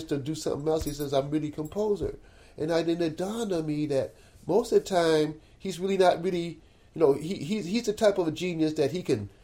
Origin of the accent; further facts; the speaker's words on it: Cleveland, Ohio, United States; I'm from Cleveland, Ohio.